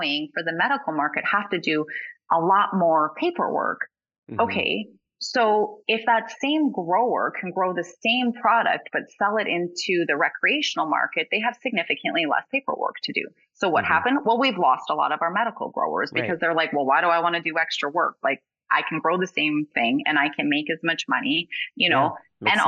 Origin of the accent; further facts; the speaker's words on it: Alberta, Canada; I'm from Alberta